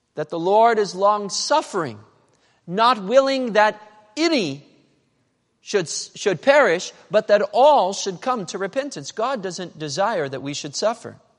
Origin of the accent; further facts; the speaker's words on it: Medford, Oregon, United States; Medford, Oregon. That's where I was born. That's where I grew up